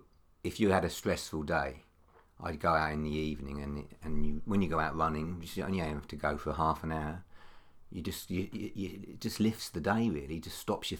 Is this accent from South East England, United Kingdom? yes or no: yes; Horndean, South East England, United Kingdom; also born or lived in Southsea, Portsmouth; I was born in St Mary's Hospital, so I lived out in Lovedean and Horndean. Went to Horndean School